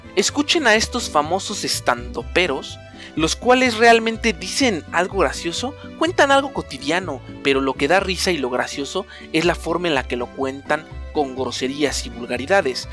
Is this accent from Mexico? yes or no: yes; Mexico; lo que realmente somos los mexicanos